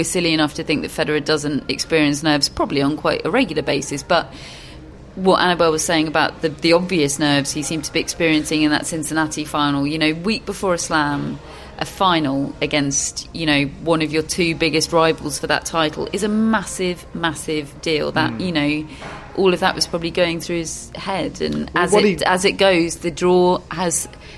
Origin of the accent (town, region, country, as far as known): United Kingdom